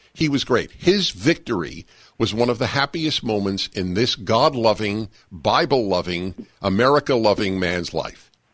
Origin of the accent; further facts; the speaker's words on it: New York, United States; I grew up quintessentially Jewish in New York as a liberal Jew Democrat